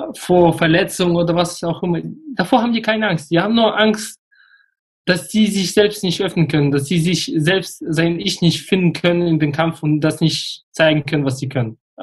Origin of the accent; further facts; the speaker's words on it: Russia; moved away; ich bin in Russland geboren. Ich gehöre zu der Generation der Deutsch-Russen